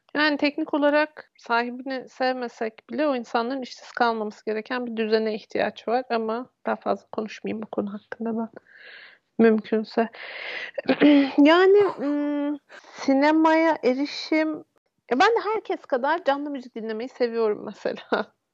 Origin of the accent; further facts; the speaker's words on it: Turkey; moved away; Ben İstanbul'a çok da uzak olmayan küçük bir şehirde büyüdüm.